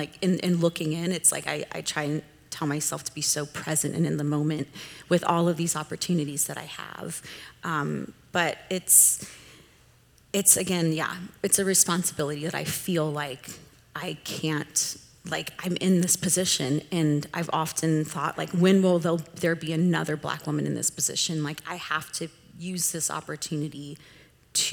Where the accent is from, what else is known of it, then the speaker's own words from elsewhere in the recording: Southern California, United States; I grew up in Southern California, which is very diverse